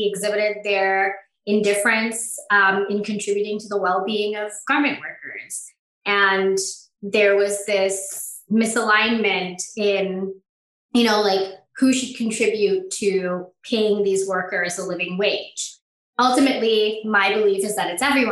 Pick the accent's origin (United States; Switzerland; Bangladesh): Bangladesh; moved away; I'm originally from Bangladesh